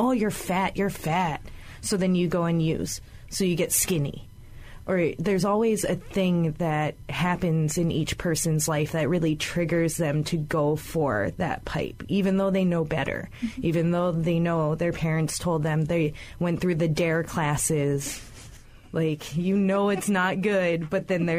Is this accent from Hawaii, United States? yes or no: yes; Hawaii, United States; as Hawaiian women